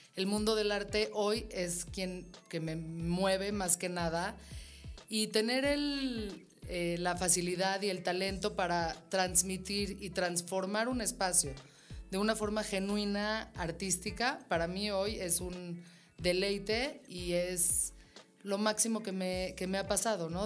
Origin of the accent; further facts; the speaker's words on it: Mexico; yo como mujer mexicana